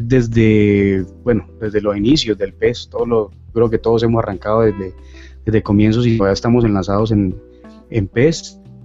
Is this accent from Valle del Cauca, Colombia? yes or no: yes; Cali, Valle del Cauca, Colombia; soy de Colombia, de Cali, Colombia, de la sucursal del cielo